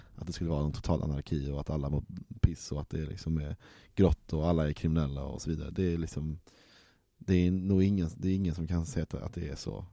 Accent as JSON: {"language": "Swedish", "town": "Malmö", "region": "Skåne", "country": "Sweden", "said": "som Malmöbo"}